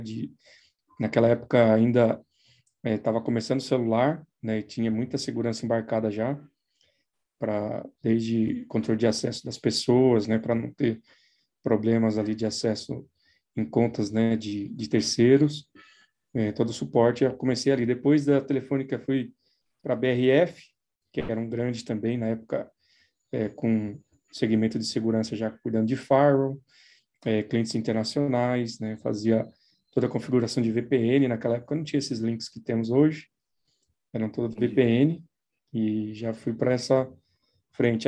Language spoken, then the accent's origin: Portuguese; São Paulo, Brazil; sou de São Paulo, sempre fiquei por aqui, não, nunca morei fora, né? Sempre morei em São Paulo mesmo